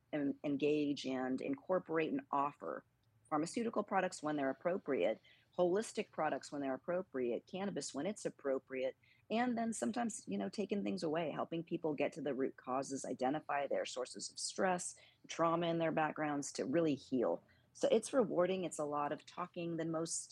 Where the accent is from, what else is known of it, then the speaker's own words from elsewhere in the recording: Northern California, United States; now in Texas, United States; I grew up in Northern California on an army base just north of San Francisco